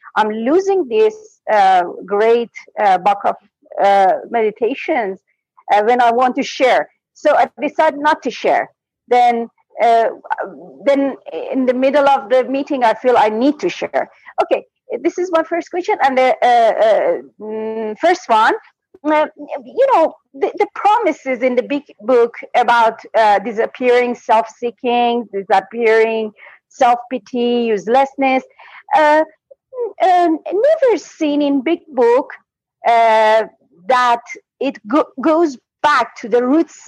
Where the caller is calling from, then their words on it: Iran; English is a second language; I'm calling from Iran.